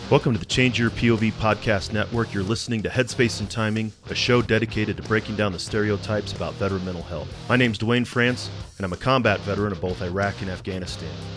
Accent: St. Louis, Missouri, United States; moved away as an adult; also born or lived in Germany / Maryland / Colorado; I'm from St. Louis, Missouri. That's where I grew up. I have a hometown.

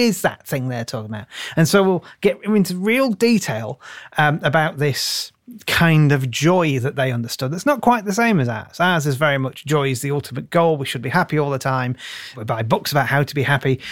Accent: United Kingdom; also born or lived in Tunisia; being British

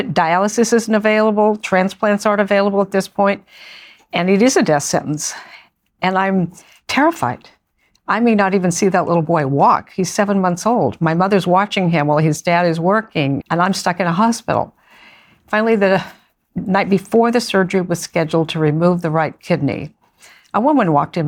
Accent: Beaverton, Oregon, United States; I grew up outside Portland, Oregon, in a suburban area called Beaverton, Oregon.

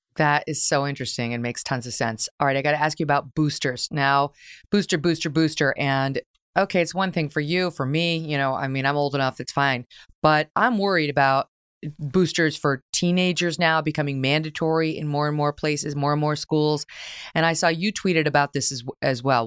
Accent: New York, United States; the great state of New York, my home state

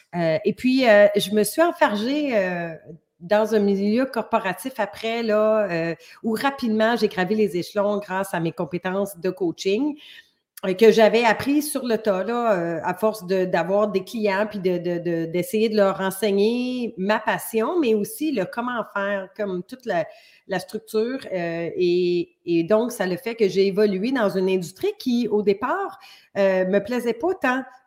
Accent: Montreal, Quebec, Canada; moved away as an adult; now in Ontario, Canada; je viens de la région Montréal parce que maintenant j'habite en Ontario

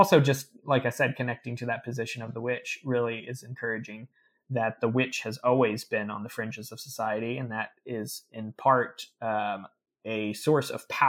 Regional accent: the Ozarks, United States; people don't believe I'm from the Ozarks because I don't have the accent.

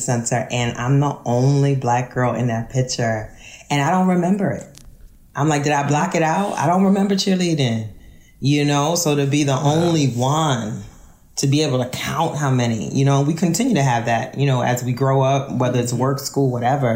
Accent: New Orleans, Louisiana, United States; moved away as an adult; also born or lived in Kenner, Louisiana; now in Philadelphia, United States; I'm not from Louisiana. I'm from New Orleans.

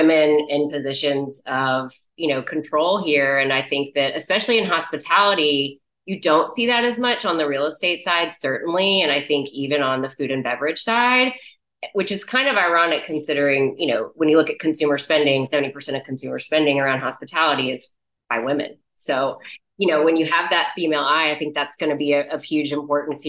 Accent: Galveston, Texas, United States; This is my hometown

